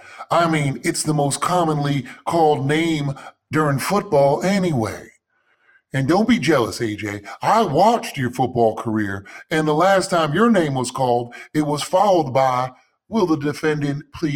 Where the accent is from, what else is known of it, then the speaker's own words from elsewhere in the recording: Kansas, United States; And just because I'm from Kansas and most people don't know that, doesn't mean you need to pick on me.